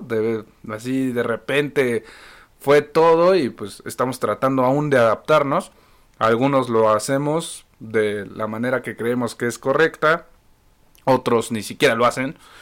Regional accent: Mexico; siendo que somos mexicanos, el mismo país, vivimos las mismas crisis

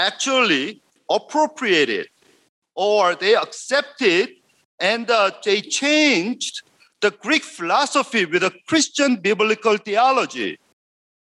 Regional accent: South Korea; English is a second language; now in United States

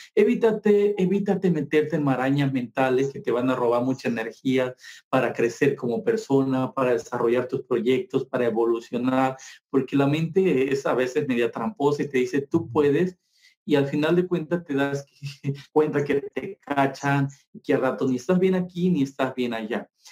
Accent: Mexico; los que venimos de Guerrero, Oaxaca y Chiapas

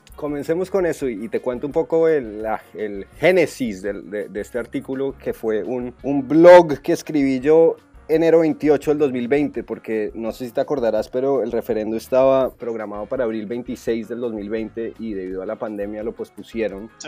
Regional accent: Colombia; now in United States; yo como colombiano viviendo en Estados Unidos

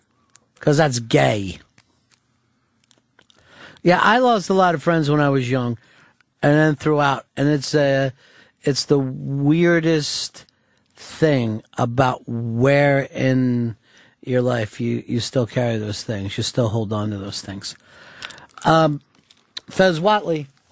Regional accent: New Jersey, United States; Well, you know, I grew up in Jersey and I say it's America.

